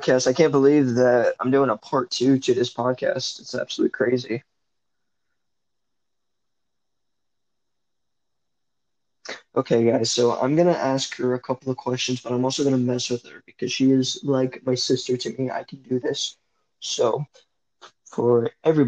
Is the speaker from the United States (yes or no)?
yes; Sacramento, California, United States; I was born in a small town in Central California, but then I grew up in Sacramento